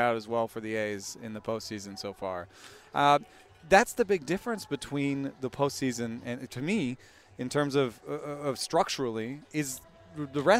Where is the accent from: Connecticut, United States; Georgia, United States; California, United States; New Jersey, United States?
Georgia, United States; Atlanta; moved away; I grew up in Atlanta